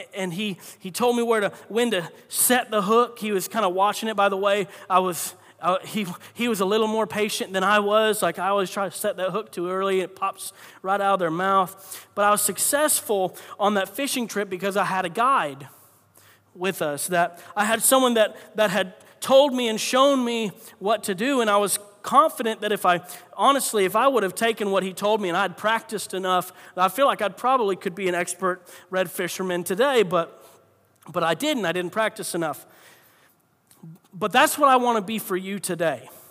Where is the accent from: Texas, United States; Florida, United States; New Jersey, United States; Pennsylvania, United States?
Florida, United States; I grew up in Florida